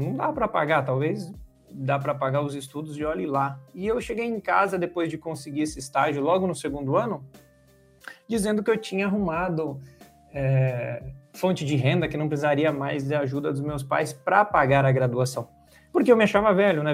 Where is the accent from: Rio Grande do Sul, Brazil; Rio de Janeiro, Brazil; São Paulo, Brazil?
São Paulo, Brazil; nasci e moro em São Paulo há 33 anos